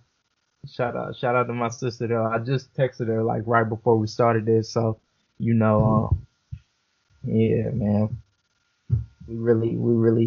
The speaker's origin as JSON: {"language": "English", "town": "Los Angeles", "region": "California", "country": "United States", "said": "I'm from South Central. You know, it's California"}